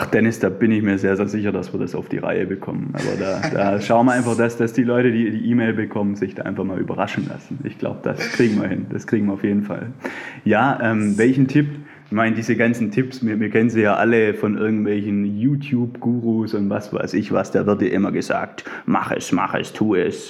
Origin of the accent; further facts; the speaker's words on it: near Stuttgart, Baden-Württemberg, Germany; accent: Swabian; Ich selber würde mich als Schwabe bezeichnen. Ich bin umlängst äh, in der Nähe von Stuttgart aufgewachsen